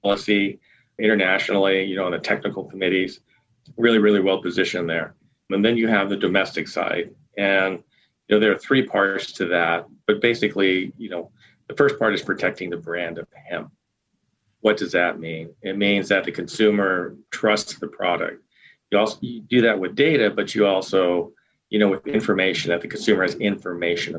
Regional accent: Eastern Oregon, United States; growing up in Eastern Oregon on a small family farm

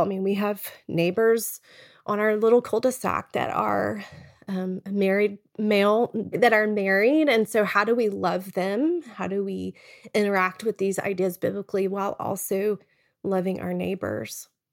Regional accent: Texas, United States; moved away as an adult; now in Charlottesville, United States; We're originally from Texas, but now live in Charlottesville.

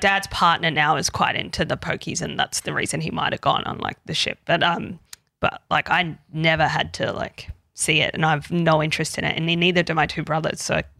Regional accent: Queensland, Australia; I grew up in Queensland

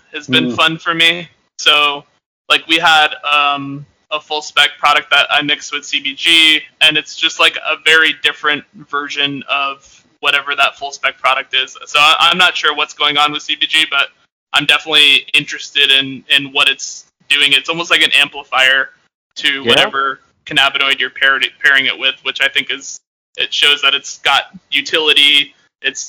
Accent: Northeast, United States; I'm like from the Northeast

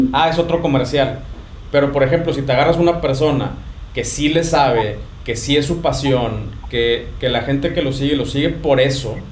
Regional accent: Ciudad Victoria, Tamaulipas, Mexico; los dos somos de Victoria, Tamaulipas

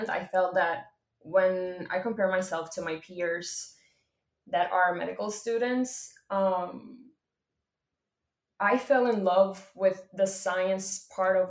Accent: Puerto Rico; I am from Puerto Rico

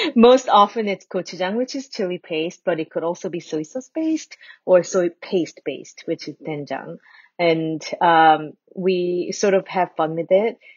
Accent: New Jersey, United States; moved away as an adult; now in Ann Arbor, United States; I went back to my home state, New Jersey

